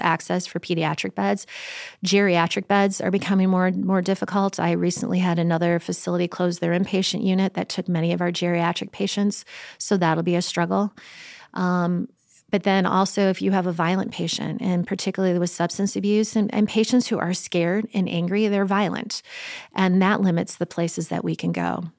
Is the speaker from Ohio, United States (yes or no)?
no; Chicago, Illinois, United States; moved away; I grew up in Chicago